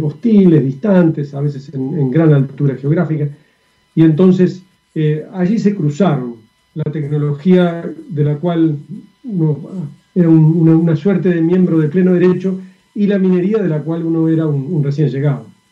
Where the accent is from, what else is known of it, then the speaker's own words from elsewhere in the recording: Uruguay; now in Chile; Yo soy uruguayo